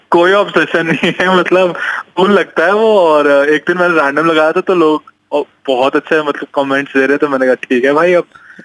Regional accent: Rohtak, Haryana, India; moved away; also born or lived in Pune; मैं रोहतक से हूँ

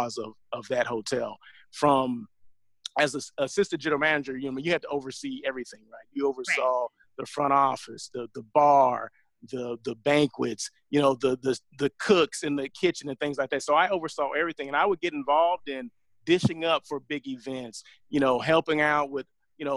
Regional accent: Southern California, United States; moved away as an adult; also born or lived in Sacramento; I'm from Southern California

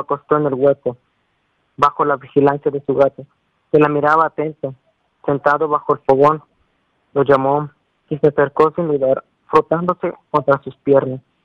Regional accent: Cuetzalan, Puebla, Mexico; soy de Coatzala, pero o sea, mi municipio se llama, bueno, es Cochalan

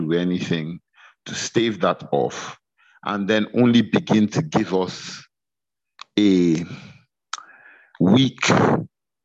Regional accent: Kogi, Nigeria; my home state of Kogi

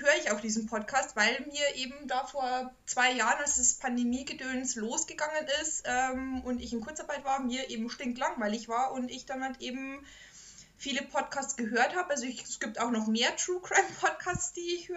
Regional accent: Bavaria, Germany; moved away; in meinem Ort, wo ich groß geworden bin

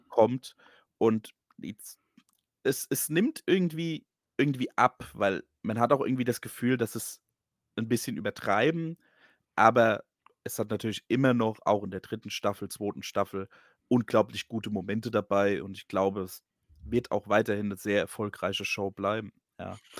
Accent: Hesse, Germany; accent: Hessian; mein hessischer Akzent

